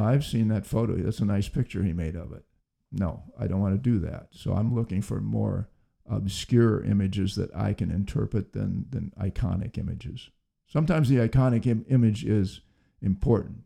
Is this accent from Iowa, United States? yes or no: yes; Iowa, United States; also born or lived in Los Angeles, California / Bellflower, California; I grew up in Iowa